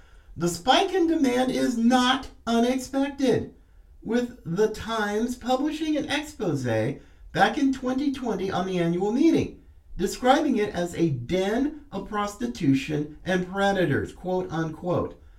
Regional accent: North Carolina, United States; coming from my home state, I'm a fifth generation Tar Heel and proud of it

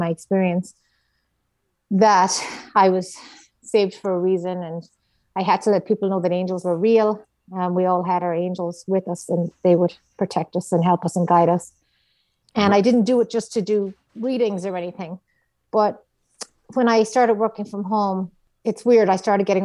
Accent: Ireland; moved away as an adult; now in United States; being an Irish Catholic

